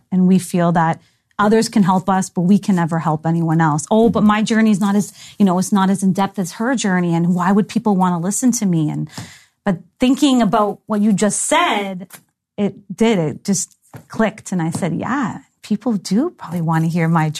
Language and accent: English; Toronto, Ontario, Canada; I was born in Toronto, raised in Toronto